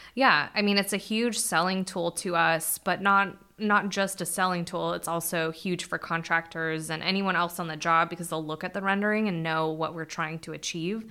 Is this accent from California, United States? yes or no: yes; Bakersfield, California, United States; I was born in Bakersfield